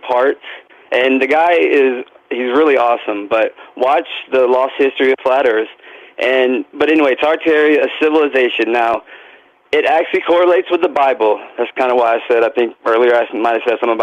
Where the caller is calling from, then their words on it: Florida, United States; calling from Florida